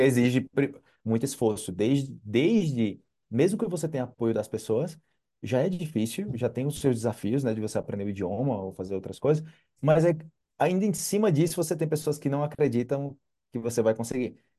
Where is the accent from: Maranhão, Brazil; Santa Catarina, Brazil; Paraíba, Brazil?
Paraíba, Brazil; Campina Grande; moved away; eu sou de Campina Grande